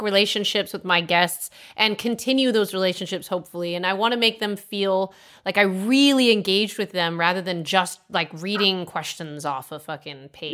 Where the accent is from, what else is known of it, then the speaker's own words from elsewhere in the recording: Milford, Connecticut, United States; also born or lived in Orange County; now in Austin, United States; I'm from Milford